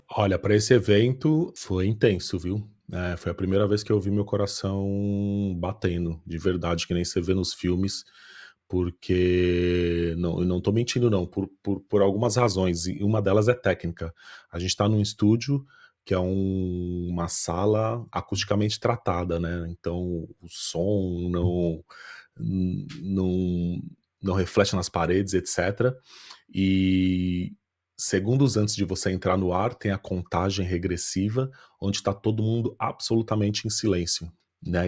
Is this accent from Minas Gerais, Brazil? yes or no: no; São Paulo, Brazil; accent: Brazilian; moved away as an adult; now in Ireland; vim de São Paulo, sou do Brasil